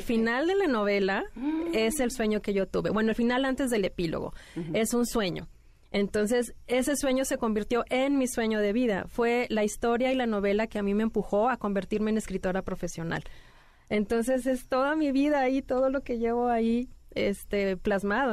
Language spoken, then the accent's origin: Spanish; Mexico City, Mexico; now in Monterrey, Mexico; yo nací aquí en la Ciudad de México, pero ya tengo mucho tiempo viviendo en Monterrey. Entonces soy como que chilanga